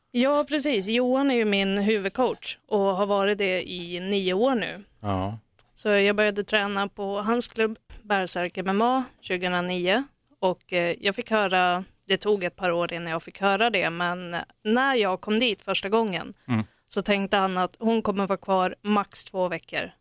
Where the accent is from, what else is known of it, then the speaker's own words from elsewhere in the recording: Norrland, Sweden; jag är från Norrland